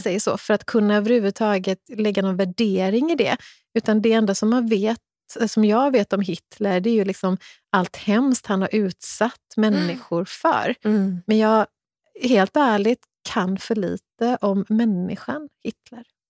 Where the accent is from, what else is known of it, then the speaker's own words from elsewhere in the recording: Kungälv, Västra Götaland, Sweden; där jag växte upp i Kungälv